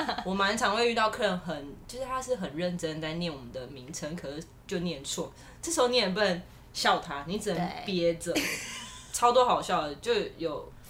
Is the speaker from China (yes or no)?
no; Taiwan; 我觉得我们台湾人真的非常的友善